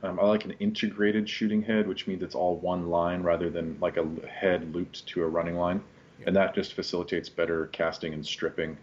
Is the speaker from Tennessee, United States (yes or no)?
no; Kirkland, Washington, United States; also born or lived in West Seattle; I grew up in Kirkland, um, you know the home of uh, of Costco